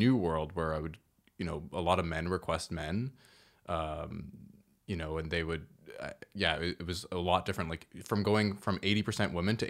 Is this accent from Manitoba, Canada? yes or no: no; Toronto, Ontario, Canada; also born or lived in Woodbridge; I grew up here. We used to live in Toronto.